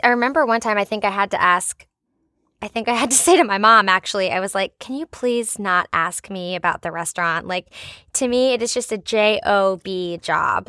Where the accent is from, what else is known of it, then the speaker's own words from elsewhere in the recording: United States; I'm American